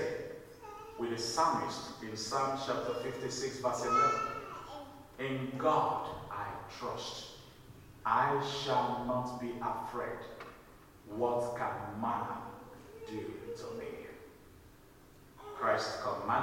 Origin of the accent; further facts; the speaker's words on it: Nigeria; moved away; my home country, in Nigeria